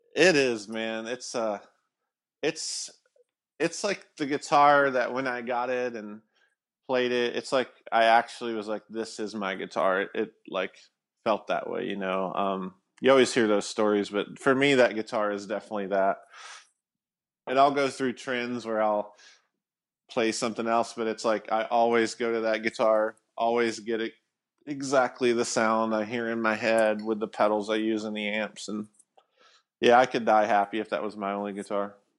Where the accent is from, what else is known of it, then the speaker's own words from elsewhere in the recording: Alabama, United States; I grew up in Alabama